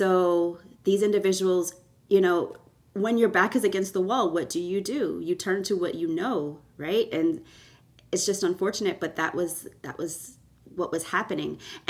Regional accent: Canada; born there; I was born in Canada and to Jamaican parents

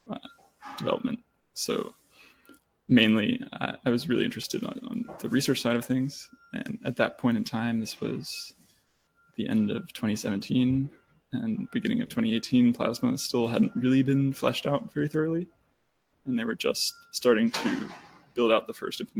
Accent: Germany; born there; I was born in Germany, but I unfortunately don't speak much German.

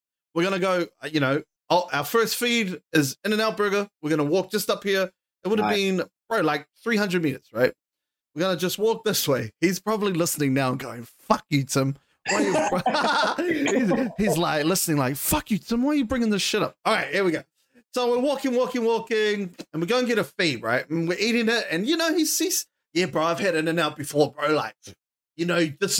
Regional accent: New Zealand; we're from New Zealand

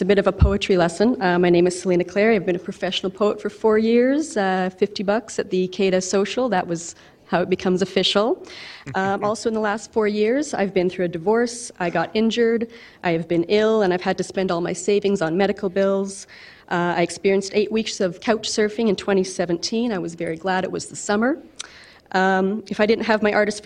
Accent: Calgary, Alberta, Canada; This is my hometown

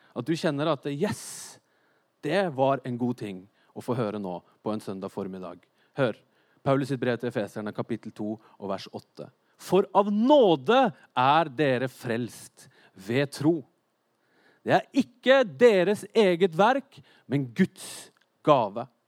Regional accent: Norway; jeg er nordmenn

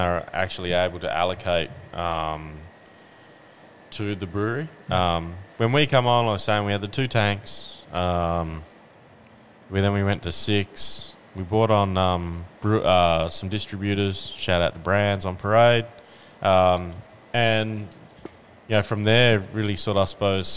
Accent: Western Australia, Australia; also born or lived in Houston; now in Tasmania, Australia; I'm originally from the West Coast, from WA.

